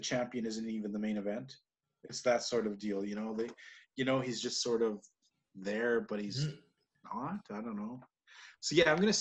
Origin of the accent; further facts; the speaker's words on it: Canada; as a Canadian